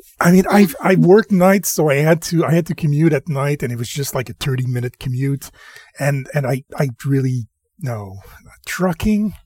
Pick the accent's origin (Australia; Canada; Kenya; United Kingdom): Canada; we're French Canadian here